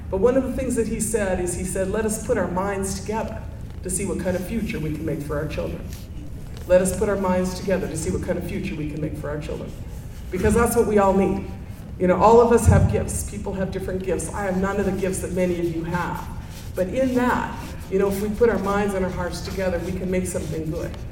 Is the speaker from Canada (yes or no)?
no; White Earth Reservation, northern Minnesota, United States; I'm from the White Earth Reservation in northern Minnesota